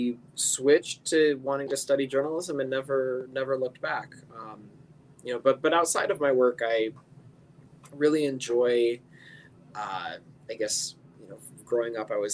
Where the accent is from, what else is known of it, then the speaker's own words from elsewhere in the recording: Northern Colorado, United States; moved away as an adult; also born or lived in New York; now in St. Louis, United States; I grew up in Colorado, Northern Colorado. Was there for 18 years and then went to New York for college.